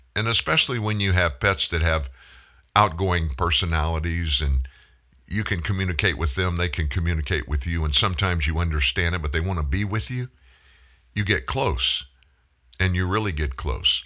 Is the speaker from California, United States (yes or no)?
no; South Louisiana, United States; I'm from South Louisiana. I grew up hunting, principally duck hunting